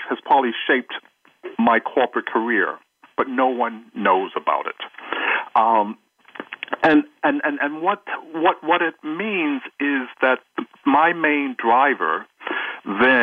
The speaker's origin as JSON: {"language": "English", "region": "New York", "country": "United States", "tie": "born or raised there", "also_born_or_lived": "Jackson, Mississippi, United States"}